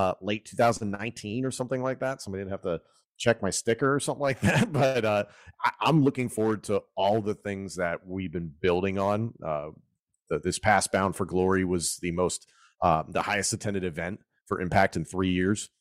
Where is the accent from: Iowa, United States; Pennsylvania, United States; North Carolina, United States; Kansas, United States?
Pennsylvania, United States; Philadelphia suburbs; I grew up in the Philadelphia suburbs.